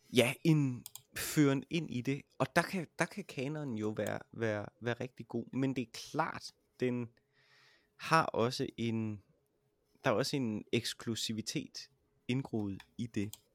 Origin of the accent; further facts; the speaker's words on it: Jutland, Denmark; jeg er fra Jylland